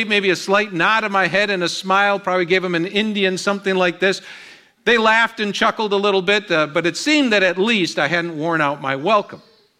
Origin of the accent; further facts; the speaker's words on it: Colombia; also born or lived in Dominican Republic; now in Houston, United States; my dad was a missionary to Colombia, so I grew up in Colombia, South America.